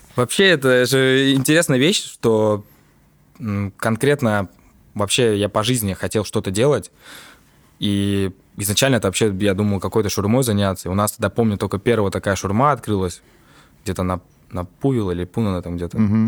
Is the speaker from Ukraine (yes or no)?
no; Tallinn, Harju County, Estonia; я родился в Копле